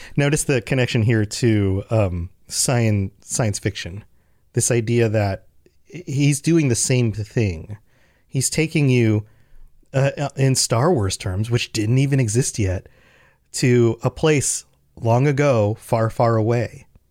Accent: United States; I'm an American

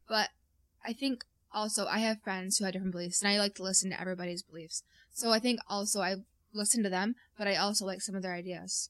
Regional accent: North Country, New York, United States; we're from the North Country

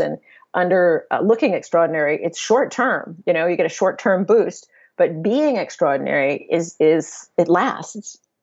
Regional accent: San Diego, California, United States; moved away; I grew up in San Diego

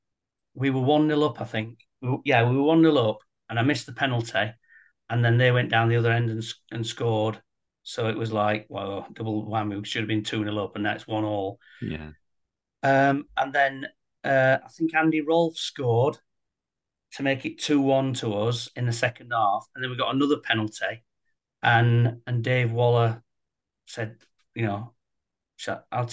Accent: Sheffield, Yorkshire and the Humber, United Kingdom; Sheffield lad, born and bred in Sheffield, a Sheffield Wednesday fan

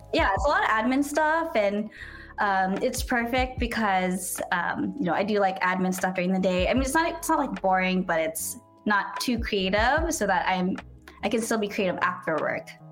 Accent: San Diego, California, United States; also born or lived in Los Angeles, United States; I was actually born and raised in San Diego.

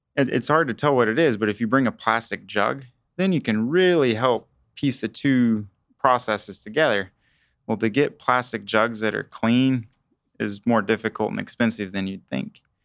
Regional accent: Kingman, Kansas, United States; I am from Kingman, Kansas

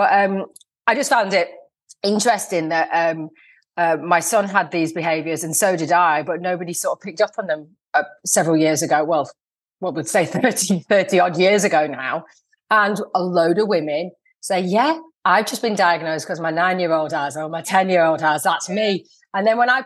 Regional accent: Lancashire, North West England, United Kingdom; I'm from Lancashire.

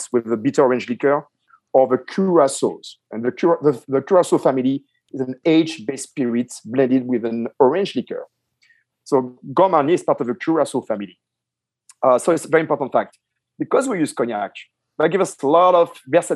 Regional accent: France; I grew up myself in France

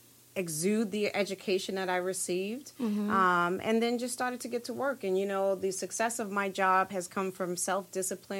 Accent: New York City, New York, United States; Born and raised in Brooklyn, New York, all of my life

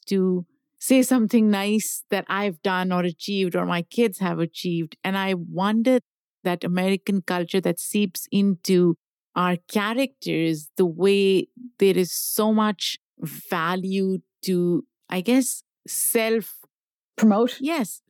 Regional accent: Pakistan; Like, I grew up in Pakistan. A lot of people in my family were either engineers, doctors, yep. a few lawyers, but lawyers were frowned upon.

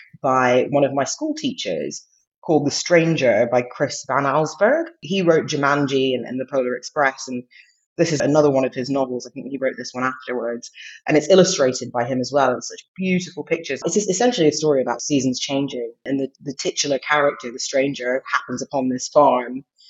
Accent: England, United Kingdom; also born or lived in Saudi Arabia / United States; Yeah, so I was born in England, but when I was two, we moved to Saudi Arabia. I was there for a couple of years, came back to England, went to America, lived there for quite a few years, came back to England

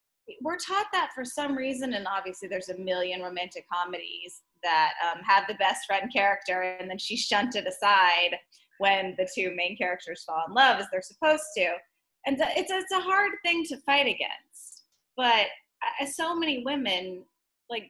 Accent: Texas, United States; I was raised in Texas

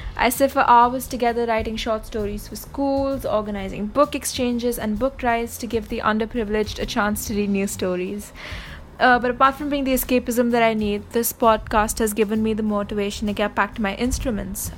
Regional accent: India; English is a second language; I'm … from India

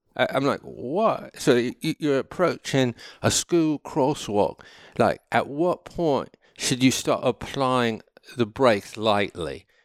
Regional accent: United States; also born or lived in Connecticut / New York; now in California, United States; I'm American

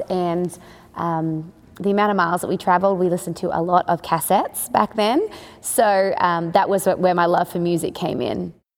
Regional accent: Australia; moved away as an adult; also born or lived in Nashville, Tennessee; now in Texas, United States; born and raised in Australia. I grew up in a rodeo family

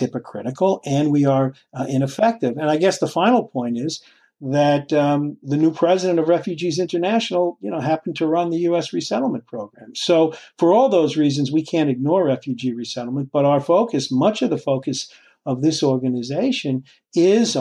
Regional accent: Oyster Bay, New York, United States; accent: Nassau County; I grew up on Long Island

